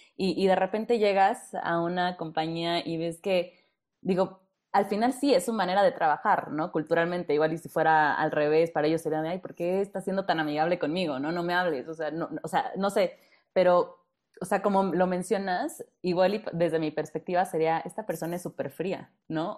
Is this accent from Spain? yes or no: no; Mexico; como los mexicanos